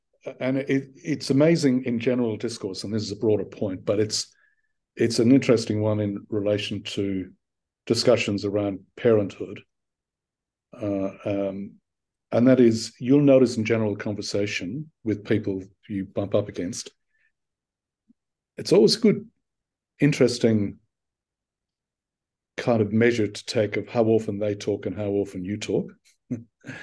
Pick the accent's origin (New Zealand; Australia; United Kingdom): Australia; also born or lived in Ireland; long after I had moved my life from being a young kid in Ireland to living and working and essentially growing up in Australia and properly growing up.